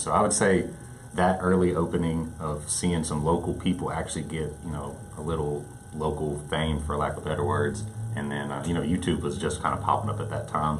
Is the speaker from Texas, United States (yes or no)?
yes; Angleton, Texas, United States; In my hometown of Angleton, um, it's a smaller community